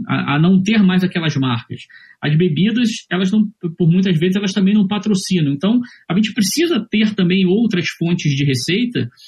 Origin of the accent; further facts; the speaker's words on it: Rio de Janeiro, Brazil; moved away as an adult; now in Florianópolis, Brazil; Mas eu sou carioca, já moro aqui em Florianópolis desde 2004